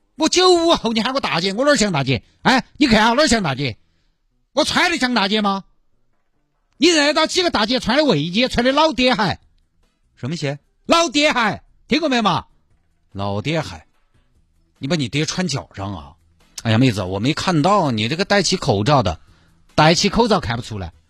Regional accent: Sichuan, China; 因为我们是四川人

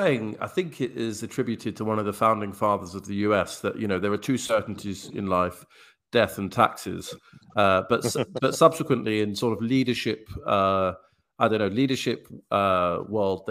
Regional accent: England, United Kingdom; I'm from England

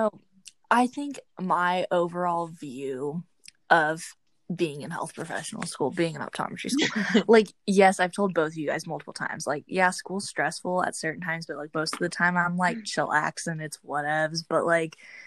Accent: Indiana, United States; I'm from Indiana

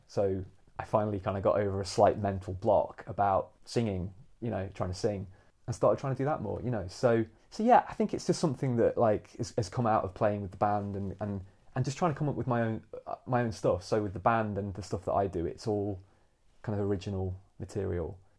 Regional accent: Nottingham, East Midlands, United Kingdom; moved away as an adult; also born or lived in London; now in St Albans, United Kingdom; I'm from Nottingham originally, so from the East Midlands

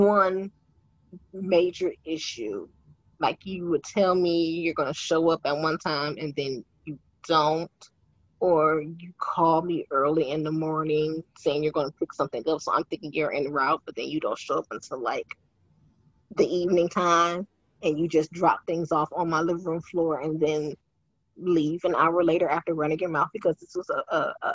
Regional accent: Detroit, Michigan, United States; I grew up in Detroit

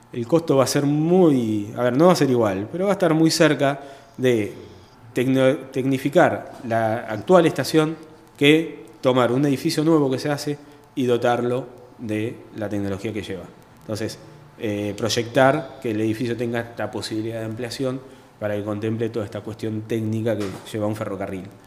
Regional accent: Chacabuco, Buenos Aires Province, Argentina; also born or lived in La Plata / Banfield / Adrogué / Burzaco; yo nací, fui criado acá en Chacabuco, después fui a estudiar a La Plata

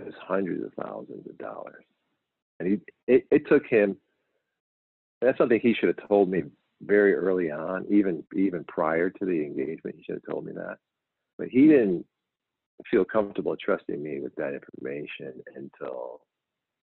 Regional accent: New York, United States; I grew up in New York

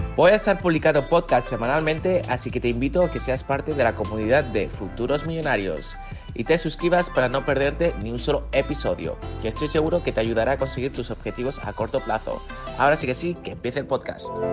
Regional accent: Spain; soy español

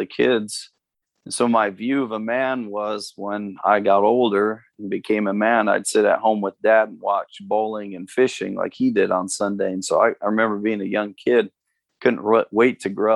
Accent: Amherst, Ohio, United States; moved away as an adult; also born or lived in Cleveland, Ohio / Florida / California / Phoenix, Arizona; now in Cincinnati, United States; I was born and raised in Northern Ohio. I was born in Cleveland. And then our family moved out of the suburbs of Cleveland out into the countryside about 45 minutes west of Cleveland

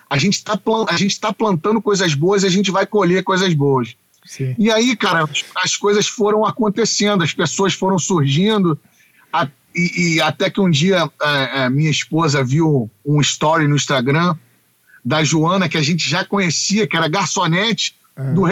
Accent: Curitiba, Paraná, Brazil; olha, eu não sou do samba, eu sou de Curitiba mas eu adoro cantar.

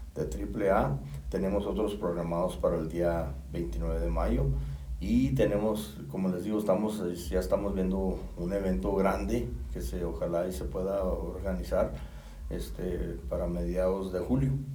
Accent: Río Grande, Zacatecas, Mexico; soy originario de Río Grande

